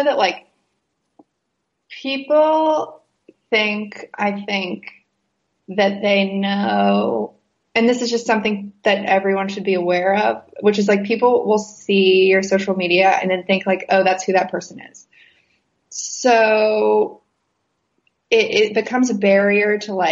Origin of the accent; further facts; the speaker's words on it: West Virginia, United States; I'm from West Virginia.